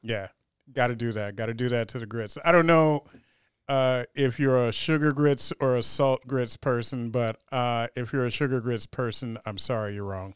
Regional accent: Baltimore, Maryland, United States; I come from Baltimore, which is definitely a seafood town.

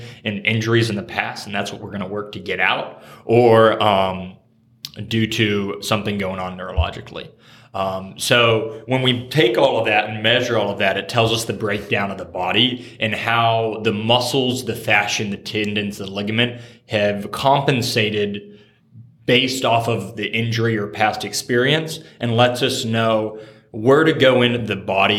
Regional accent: Oklahoma, United States; moved away as an adult; also born or lived in Dallas, Texas; now in Upper Arlington, United States; I'm originally from Oklahoma. I grew up in a small town of about 2,000 people in Oklahoma

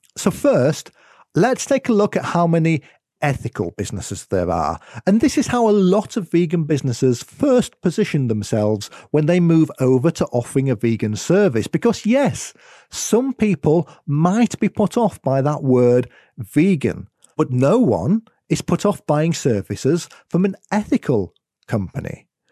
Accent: United Kingdom; accent: UK; as you might have been able to tell from my accent, it's where I am in the world.

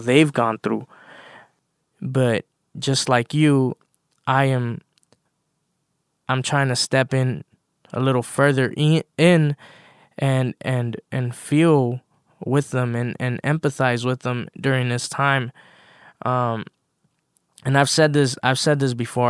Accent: Los Angeles, California, United States; I grew up in South LA.

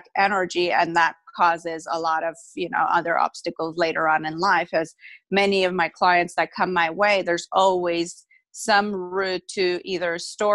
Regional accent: Armenia; now in United States; I was moved from my home country, Armenia, to United States.

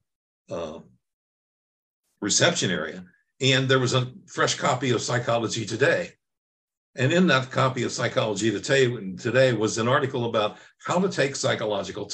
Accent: Cincinnati, Ohio, United States; moved away as an adult; also born or lived in New York / Minneapolis; I grew up in Cincinnati, Ohio

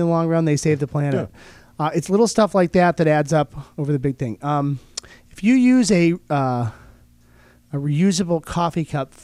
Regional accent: Oklahoma, United States; now in Rochester, United States; I grew up in Oklahoma

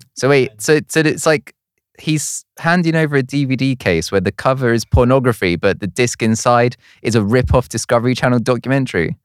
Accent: Woking, South East England, United Kingdom; moved away; I'm originally from Woking in Surrey

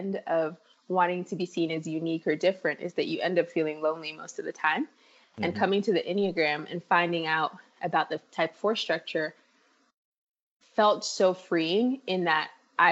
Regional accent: Nigeria; moved away; I grew up in Nigeria

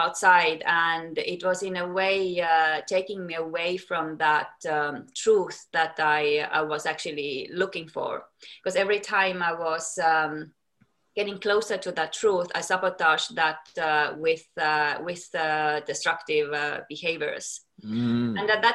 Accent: Estonia; moved away as an adult; also born or lived in United States; now in London, United Kingdom; Then I moved back to Estonia, my home country where I'm from

